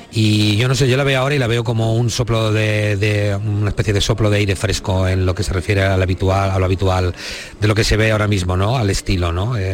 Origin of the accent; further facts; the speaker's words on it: Molina de Aragón, Castilla-La Mancha, Spain; born there; mi corazón puesto en la tierra donde nací, en Molina de Aragón, eh, en el Alto Tajo